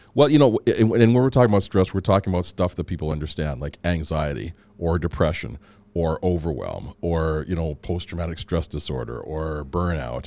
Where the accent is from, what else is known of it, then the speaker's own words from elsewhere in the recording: Edmonton, Alberta, Canada; also born or lived in Antigua / Calgary / Michigan / Chicago; I came here when I was about three or four, and so I grew up in Edmonton